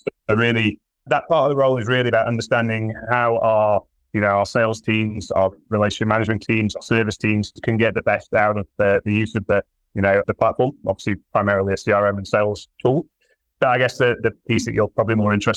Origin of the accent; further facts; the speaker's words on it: Sheffield, Yorkshire and the Humber, United Kingdom; moved away as an adult; also born or lived in London, United Kingdom; now in Johannesburg, South Africa; I was born in Sheffield, grew up in the north of England, just outside Sheffield, did my schooling at a little town called Bakewell